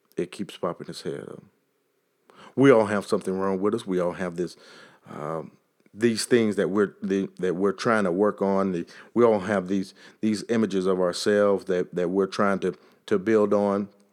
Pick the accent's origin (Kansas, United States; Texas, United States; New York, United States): Texas, United States; accent: Texas; my Texas accent